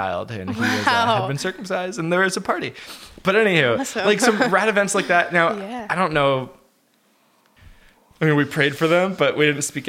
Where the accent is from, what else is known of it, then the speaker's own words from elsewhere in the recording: United States; we're both American.